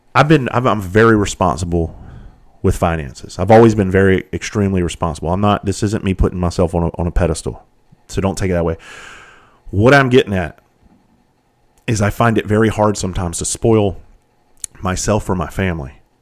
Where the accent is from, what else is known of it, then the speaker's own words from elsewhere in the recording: Bluffton, South Carolina, United States; I grew up in Bluffton, South Carolina